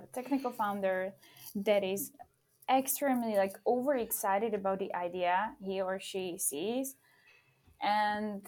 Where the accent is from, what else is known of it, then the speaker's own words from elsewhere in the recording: Slovakia; moved away as an adult; now in Czech Republic; I'm from Slovakia